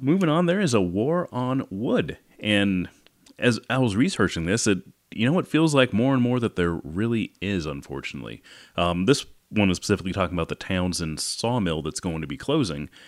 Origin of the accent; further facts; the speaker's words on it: Great Falls, Montana, United States; I grew up partially in Great Falls